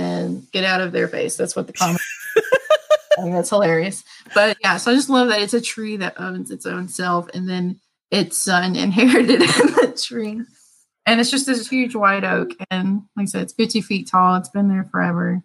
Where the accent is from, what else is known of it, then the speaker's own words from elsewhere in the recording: Northern Arkansas, United States; I'm from Northern Arkansas